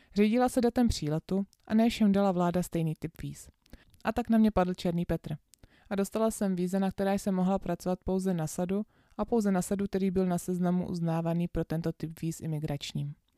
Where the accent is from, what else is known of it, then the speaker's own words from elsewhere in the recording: Czechia; že z Čech